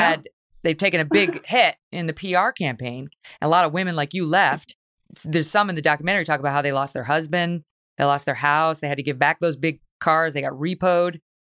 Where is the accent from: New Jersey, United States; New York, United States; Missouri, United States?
New York, United States; I'm from New York, so we only wear black, brown, gray, or navy.